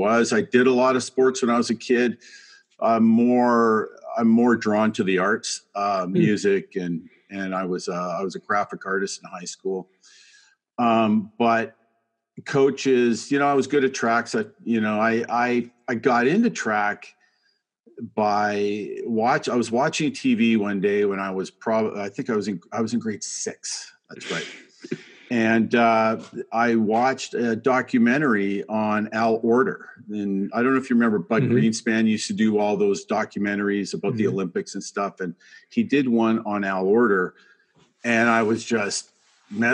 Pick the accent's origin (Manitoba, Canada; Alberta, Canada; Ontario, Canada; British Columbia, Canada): British Columbia, Canada; Burnaby; I grew up in Burnaby. Just outside of Vancouver.